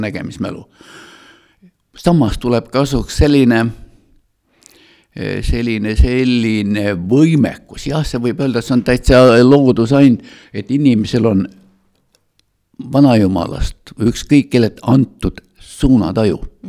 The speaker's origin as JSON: {"language": "Estonian", "town": "Tallinn", "region": "Harju County", "country": "Estonia", "tie": "born or raised there", "moved": "as an adult", "lives_now": "Otepää, Estonia", "said": "mina olen kasvanud üles Tallinnas"}